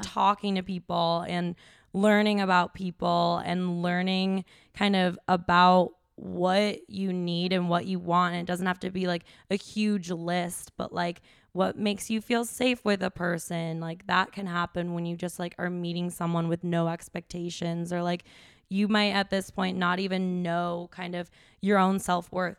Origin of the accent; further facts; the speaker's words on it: Chicago, Illinois, United States; moved away as an adult; also born or lived in Wisconsin / Austin, Texas; I grew up in the Chicago suburbs